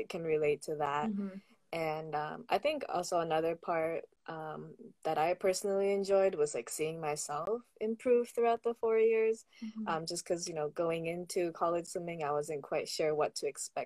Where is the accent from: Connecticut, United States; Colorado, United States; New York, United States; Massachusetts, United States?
Massachusetts, United States; moved away as an adult; growing up in Massachusetts